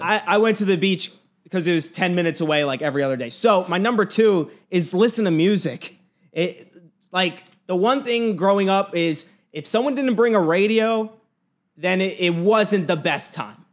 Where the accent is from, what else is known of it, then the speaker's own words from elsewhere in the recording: New Jersey, United States; moved away; I grew up in Jersey